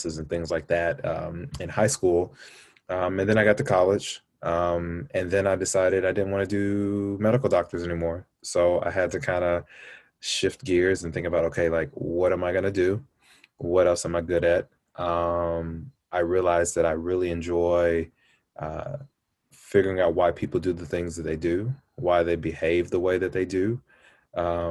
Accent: Louisville, Kentucky, United States; moved away; I grew up in Kentucky. I was an Army brat, but I once got settled in Kentucky, Louisville, Kentucky.

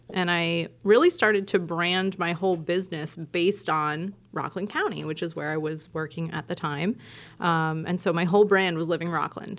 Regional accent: Jamaica; We moved a lot growing up, and I did grow up in Jamaica. So that's why I was introduced as the Jamaican in the house. I went to high school there all of the formative years.

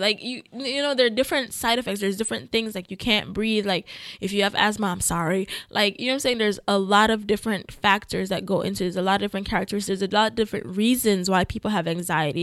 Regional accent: Jamaica; I'm Jamaican. Yes, I was born there

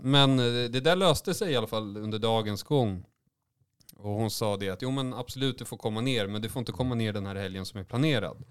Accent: Småland, Sweden; moved away; jag är ju också från Småland. Så ibland så är jag ju där nere titt som tätt

